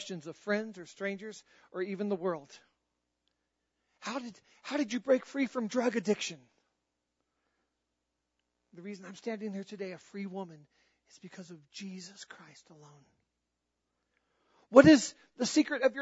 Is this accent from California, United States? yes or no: no; North Carolina, United States; I was born in North Carolina